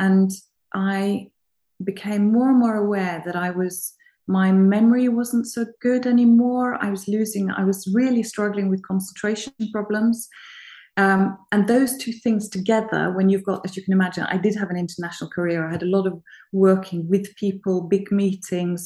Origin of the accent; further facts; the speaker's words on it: Norway; I come from Norway, and I have an upbringing of being very, very fortunate when my mother was actually at home when I was a child.